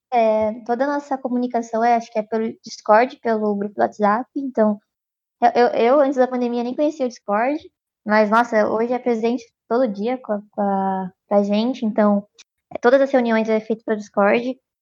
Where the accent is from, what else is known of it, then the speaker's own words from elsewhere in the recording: Piracicaba, São Paulo, Brazil; moved away as an adult; now in São Carlos, Brazil; eu sou de Prascava